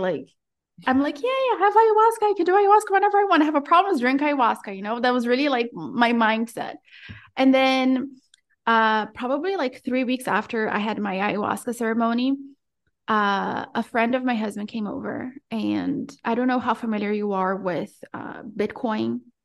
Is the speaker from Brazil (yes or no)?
yes; Brazil; also born or lived in Florida; now in Central America; I was born and raised in Brazil